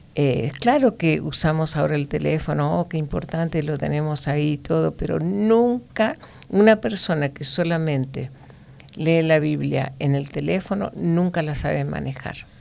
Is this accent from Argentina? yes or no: yes; Argentina; moved away